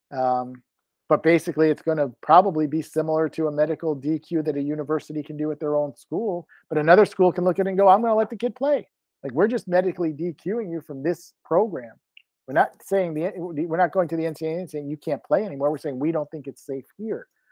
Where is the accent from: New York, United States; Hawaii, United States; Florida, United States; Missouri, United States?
Florida, United States; Grew up on the ocean side, live on the Gulf side.